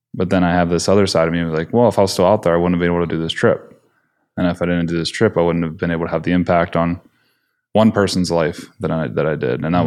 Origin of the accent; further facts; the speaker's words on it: Pennsylvania, United States; I grew up in Pennsylvania